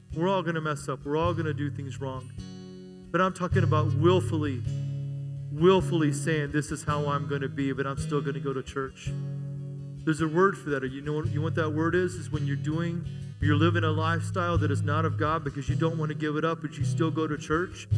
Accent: United States; also born or lived in Germany; I'm an American

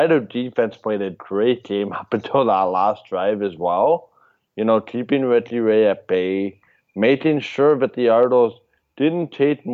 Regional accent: Canada; It makes me so proud to be a Canadian

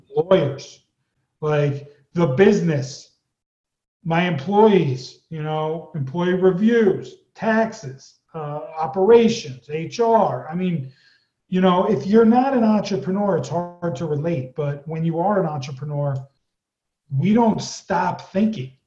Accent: East Coast, United States; moved away; I was born on the East Coast and raised there

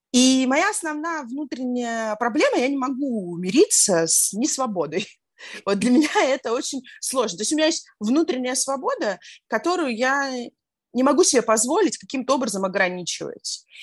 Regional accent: Saint Petersburg, Russia; moved away as an adult; now in Antalya, Turkey; Я из Петербурга, я родилась и выросла в Петербурге

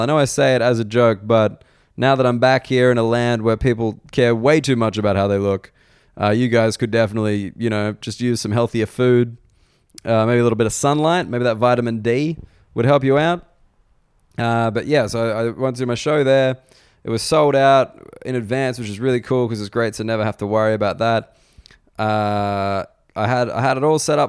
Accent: Australia; moved away as an adult; also born or lived in United Kingdom; now in Sydney, Australia; as an Australian

